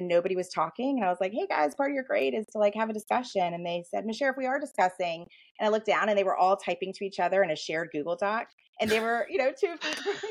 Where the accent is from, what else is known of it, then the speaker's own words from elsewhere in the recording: United States; now in Richmond, United States; I grew up right outside of DC.